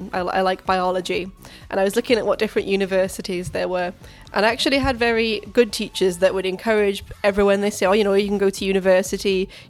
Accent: Wales, United Kingdom; I'm only Welsh.

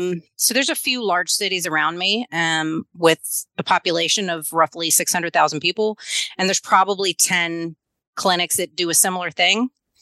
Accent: Louisiana, United States; moved away as an adult; now in Tennessee, United States; I'm from Louisiana originally. I moved to Tennessee after I got my doctorate in 2019.

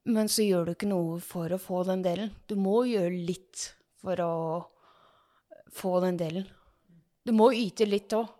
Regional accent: Ås, Akershus, Norway; født og oppvokst i Ås og bor i Ås

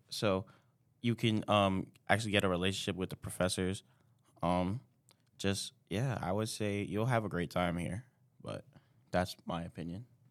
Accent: New York City, New York, United States; moved away as an adult; now in Plattsburgh, United States; I'm from New York City, Brooklyn, New York

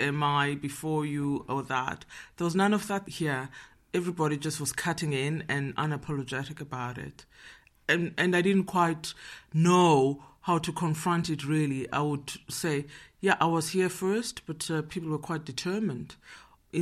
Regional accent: Johannesburg, Gauteng, South Africa; moved away as an adult; now in Netherlands; I'm from Johannesburg, South Africa. I'm living in Holland now for 15 years.

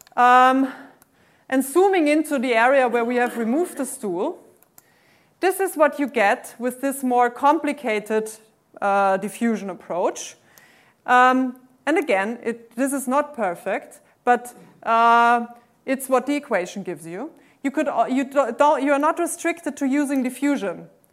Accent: Austria; English is a second language; moved away; I'm originally from Austria

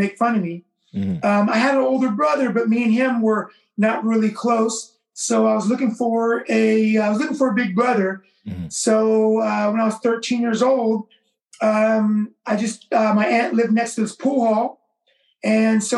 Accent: Vallejo, California, United States; also born or lived in Oakland, California; Growing up in Vallejo when I was a kid, I'm originally from Oakland, California. I moved to Vallejo when I was a kid

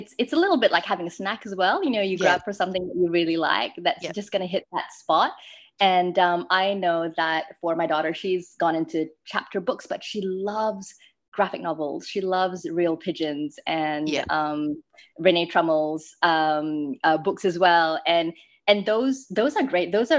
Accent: Malaysia; moved away as an adult; I grew up in Malaysia

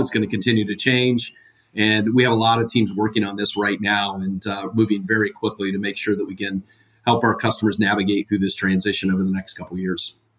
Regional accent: Ohio, United States; now in Atlanta, United States; I'm originally from Ohio

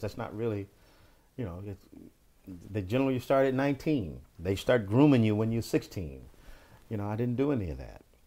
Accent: Bakersfield, California, United States; they're from my hometown and all of those guys went to my high school

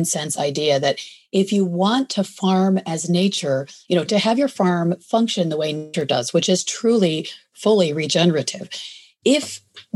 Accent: Michigan, United States; moved away as an adult; also born or lived in New York City; now in California, United States; I grew up in a suburban part of Michigan

